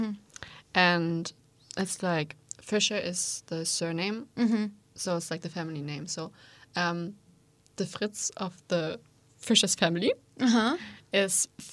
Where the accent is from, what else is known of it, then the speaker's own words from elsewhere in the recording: Leipzig, Saxony, Germany; English is a second language; as I am from Leipzig